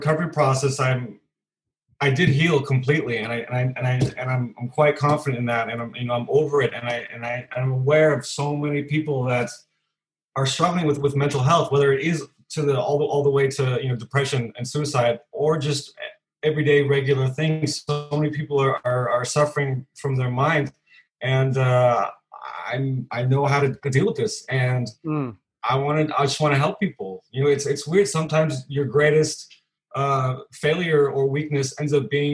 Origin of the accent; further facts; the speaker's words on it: California, United States; moved away as an adult; now in Copenhagen, Denmark; I'm originally from California, but I've been in Copenhagen for 11 years now